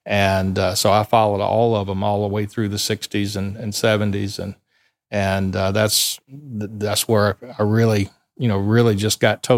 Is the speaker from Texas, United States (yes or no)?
no; Sumter, South Carolina, United States; I grew up right here in Sumter, South Carolina.